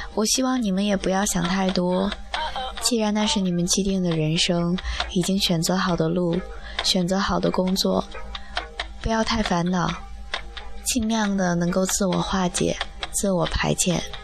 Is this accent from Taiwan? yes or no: no; Northeast China, China; now in Shenzhen, China; 我好想回到的大东北啊，有暖气，有暖暖的阳光